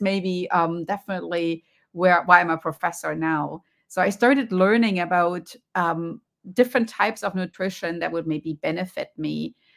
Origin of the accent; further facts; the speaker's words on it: Germany; accent: German; moved away; you can hear from my accent. I grew up in Germany